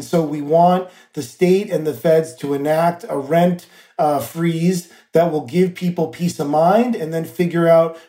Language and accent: English; New York City, New York, United States; as a New Yorker